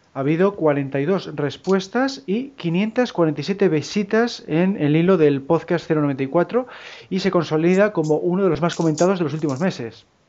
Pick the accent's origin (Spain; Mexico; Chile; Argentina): Spain; Cantabria; por mi tierra, vamos, por aquí por Cantabria